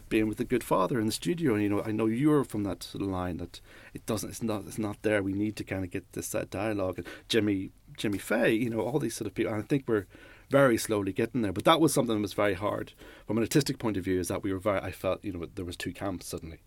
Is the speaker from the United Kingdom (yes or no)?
yes; Newry, Northern Ireland, United Kingdom; moved away; also born or lived in London / Leicester; I grew up in Newry